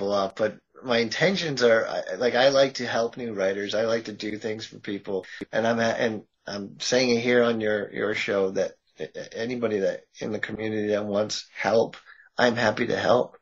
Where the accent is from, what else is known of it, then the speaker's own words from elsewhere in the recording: Massachusetts, United States; I'm from Massachusetts